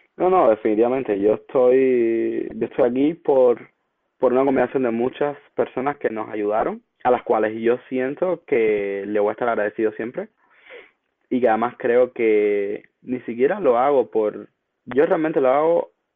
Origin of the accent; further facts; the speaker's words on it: Cuba; moved away as an adult; now in United States; en mi caso como cubano, eh, mientras vivía en Cuba